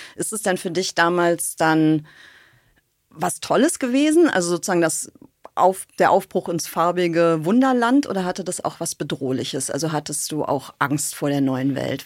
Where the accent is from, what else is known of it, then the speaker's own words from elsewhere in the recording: Bonn, North Rhine-Westphalia, Germany; Ich bin in Bonn aufgewachsen